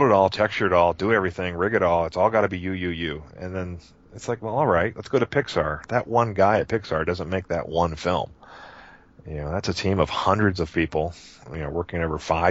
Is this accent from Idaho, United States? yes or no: no; Cincinnati, Ohio, United States; my hometown, Cincinnati, Ohio